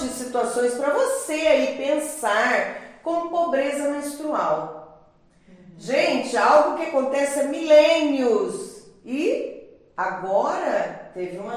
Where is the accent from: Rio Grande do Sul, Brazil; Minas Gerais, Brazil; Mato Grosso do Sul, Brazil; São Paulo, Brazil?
Mato Grosso do Sul, Brazil; Campo Grande; com os 15 anos que eu estudava no Joaquim Murtinho, que é daqui do, de Campo Grande